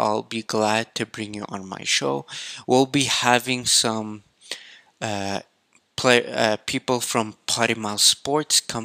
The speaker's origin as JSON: {"language": "English", "country": "Canada", "said": "I'm Canadian"}